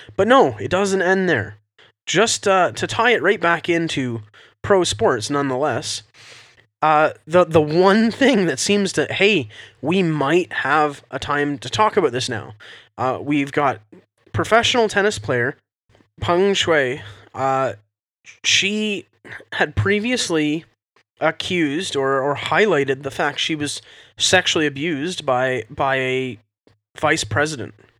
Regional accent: Canada

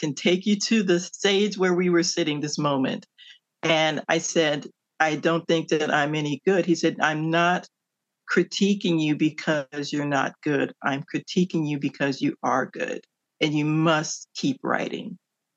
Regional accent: Cleveland, Ohio, United States; moved away as an adult; also born or lived in Washington, D.C.; my hometown of Cleveland, Ohio

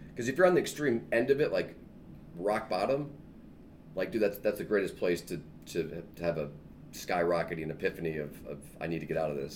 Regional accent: Michigan, United States; moved away as an adult; also born or lived in Iowa / Chicago, Illinois; now in Plainfield, United States; I grew up in Michigan, raised um, raised in Michigan my whole life.

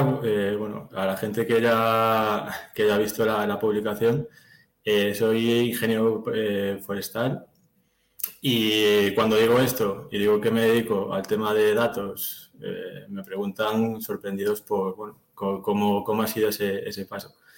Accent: Galicia, Spain; moved away as an adult; now in Madrid, Spain; soy de Galicia, pero bueno, estoy, estoy por Madrid. Ya llevo un par de añitos por

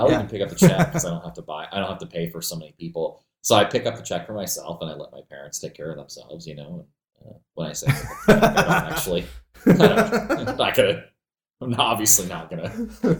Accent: Maine, United States; I grew up there in Maine

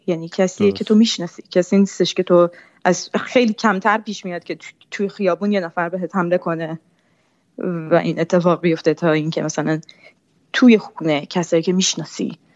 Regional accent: Iran; first language Persian; moved away as an adult; من فارسی زبان اولمه. من تا بیست و پنج سالگی ایران زندگی کردم.

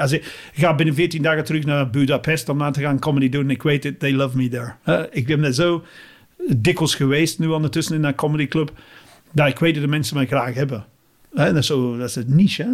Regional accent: England, United Kingdom; Dutch is a second language; moved away as an adult; now in Belgium; ik ben Engelsman

